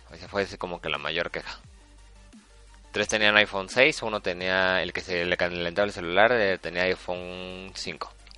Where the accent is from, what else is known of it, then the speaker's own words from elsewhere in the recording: Mexico City, Mexico; somos del DF